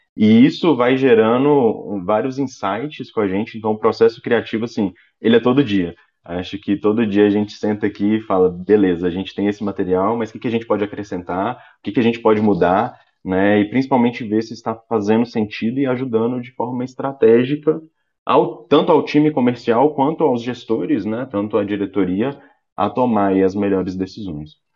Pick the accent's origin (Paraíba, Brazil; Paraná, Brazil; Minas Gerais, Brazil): Minas Gerais, Brazil; sou mineirinho